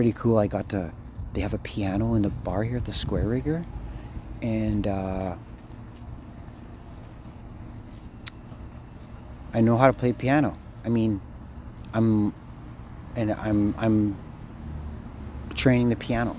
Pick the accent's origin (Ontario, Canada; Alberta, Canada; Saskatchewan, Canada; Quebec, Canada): Ontario, Canada; Thunder Bay; I'm Thunder Bay